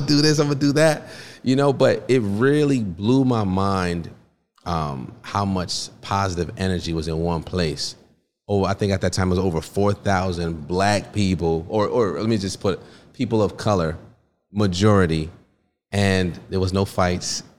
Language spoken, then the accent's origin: English; Stamford, Connecticut, United States; also born or lived in Port-au-Prince, Haiti; I was born in Port-au-Prince, Haiti, raised in Stamford, Connecticut